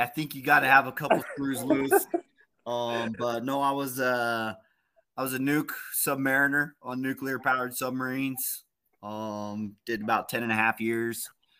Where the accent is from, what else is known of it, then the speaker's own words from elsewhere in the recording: Peru; also born or lived in Texas, United States / Egypt / New Mexico, United States; I kind of was born in Texas, but I was raised in Peru. I was raised in Africa and Egypt, actually.